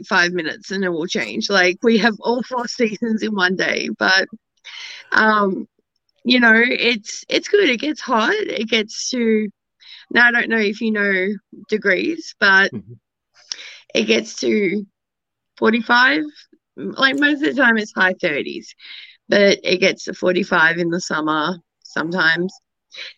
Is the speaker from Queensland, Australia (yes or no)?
no; Melbourne, Victoria, Australia; I'm from Melbourne